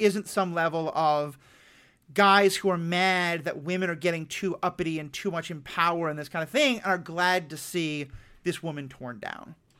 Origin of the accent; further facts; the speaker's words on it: New York City, New York, United States; I grew up in New York City in a Jewish household